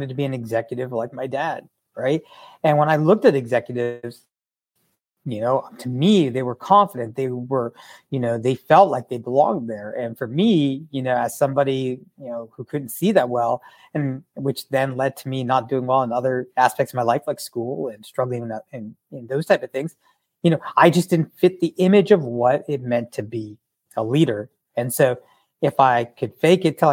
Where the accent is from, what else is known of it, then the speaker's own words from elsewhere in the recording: United States; being Indian American growing up with a disability